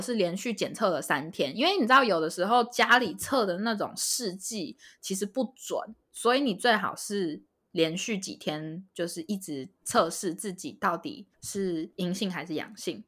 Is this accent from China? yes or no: no; Taiwan; moved away as an adult; now in Los Angeles, United States; 身为台湾人的大家一定就是非常习惯这件事情